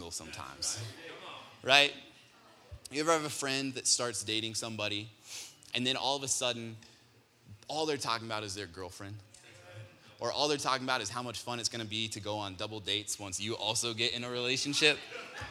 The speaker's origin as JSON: {"language": "English", "region": "Colorado", "country": "United States", "tie": "born or raised there", "said": "I grew up here in Colorado"}